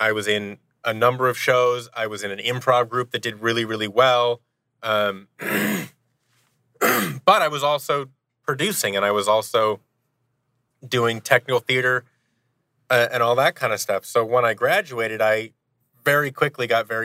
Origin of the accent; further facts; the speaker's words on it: Seattle, Washington, United States; I grew up in Seattle, Washington